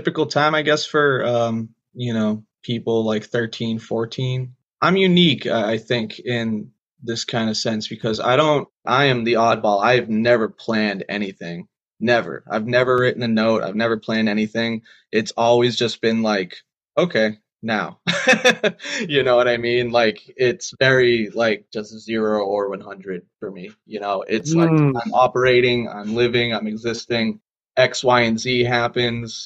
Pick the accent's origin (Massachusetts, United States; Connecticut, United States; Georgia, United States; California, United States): Massachusetts, United States; moved away as an adult; now in Rhode Island, United States; I'm originally from Mass, though. I grew up there.